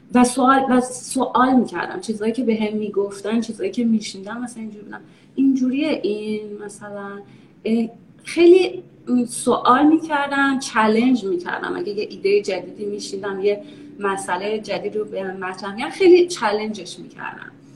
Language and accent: Persian; Iran; moved away as an adult; also born or lived in Texas, United States / Maryland, United States; now in United States; ما یه باقی هم داشتیم نزدیک تهران